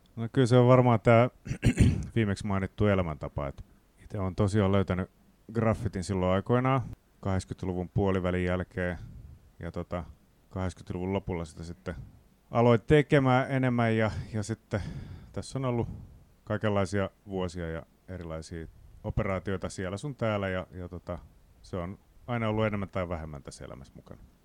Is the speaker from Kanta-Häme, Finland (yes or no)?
yes; Riihimäki, Kanta-Häme, Finland; Mä tuun Riihimäeltä